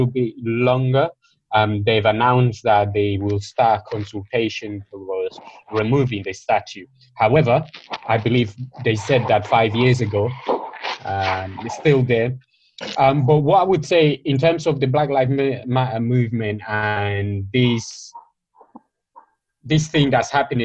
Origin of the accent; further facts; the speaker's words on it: Madrid, Community of Madrid, Spain; moved away; in Spain, I grew up in Madrid